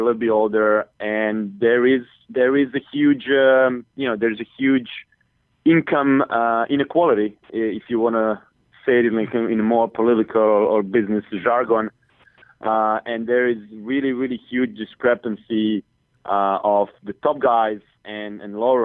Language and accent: English; Split, Split-Dalmatia County, Croatia; Tony, and he's from my hometown